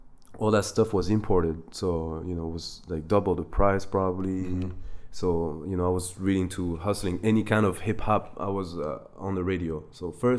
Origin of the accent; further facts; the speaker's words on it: France; also born or lived in Germany / Ivory Coast / New York City, United States / Bangkok, Thailand; Grew up in France in Ivory Coast. I was born in Germany though, because my dad was working there.